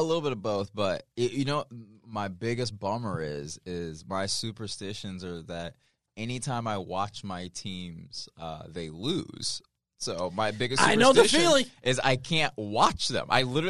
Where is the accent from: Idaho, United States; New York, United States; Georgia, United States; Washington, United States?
Georgia, United States; Marietta; also born or lived in Miami / Cincinnati / Santa Rosa / Fresno; So I was born in Miami. We lived in Cincinnati for a second, Santa Rosa, California, Fresno, California. Then I spent like the biggest chunk of my life in like formative years in Marietta.